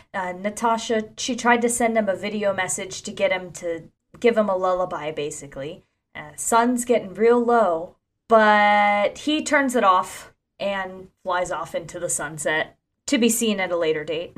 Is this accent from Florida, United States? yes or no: yes; Ocala, Florida, United States; my hometown of Ocala, Florida.